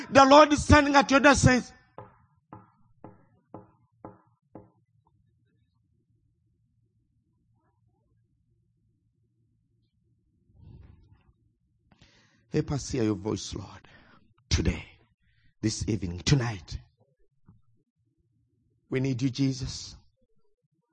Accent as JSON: {"language": "English", "country": "Uganda", "said": "I come from Uganda."}